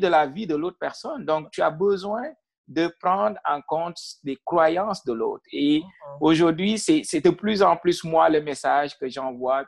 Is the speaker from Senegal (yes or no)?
yes; Senegal; moved away as an adult; now in Ontario, Canada; moi, je suis originaire du Sine